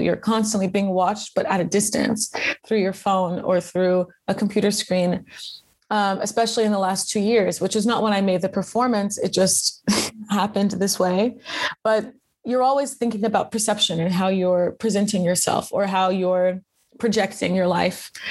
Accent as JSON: {"language": "English", "country": "United States", "also_born_or_lived": "Louisiana", "moved": "as an adult", "lives_now": "Prague, Czech Republic", "said": "I'm American and my family's Creole"}